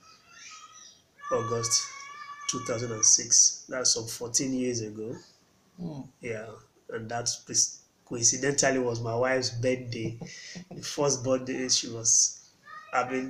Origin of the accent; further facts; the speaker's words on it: Port Harcourt, Rivers State, Nigeria; also born or lived in Jos, Plateau State; born in Plateau State but grew up in Port Harcourt, full time Port Harcourt boy.